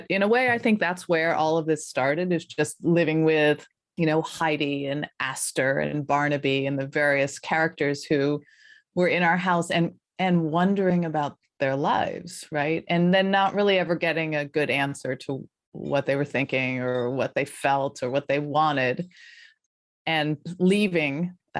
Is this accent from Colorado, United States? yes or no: yes; Colorado, United States; also born or lived in Philadelphia; I grew up in Colorado, in the foothills of Colorado, so pretty rural suburban.